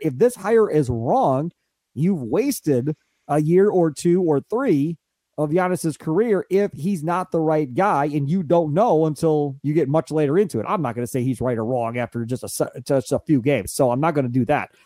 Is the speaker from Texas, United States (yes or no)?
no; Kenosha, Wisconsin, United States; I grew up in Kenosha, not in Milwaukee